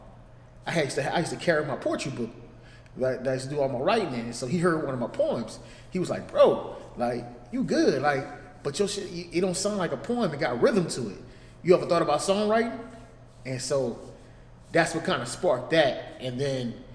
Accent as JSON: {"language": "English", "town": "New Orleans", "region": "Louisiana", "country": "United States", "tie": "born or raised there", "moved": "as an adult", "lives_now": "Atlanta, United States", "said": "Growing up in New Orleans"}